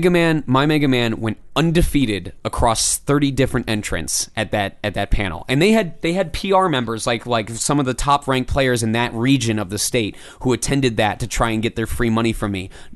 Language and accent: English; Michigan, United States; I came from Michigan where the industry doesn't really exist